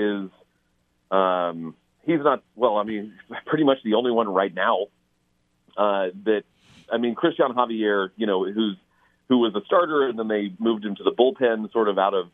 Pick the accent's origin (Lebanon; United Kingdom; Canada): United Kingdom; England; moved away; I was born in England